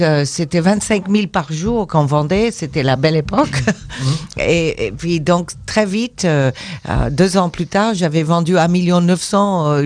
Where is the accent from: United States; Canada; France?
United States; moved away; also born or lived in Mexico; je suis américaine